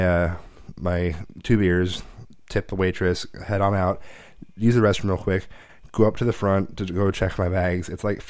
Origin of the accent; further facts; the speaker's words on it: Portland, Oregon, United States; I'm from Portland.